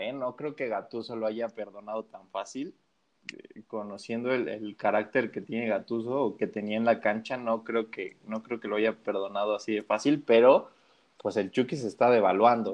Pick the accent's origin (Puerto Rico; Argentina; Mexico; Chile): Mexico; desde mi perspectiva como mexicano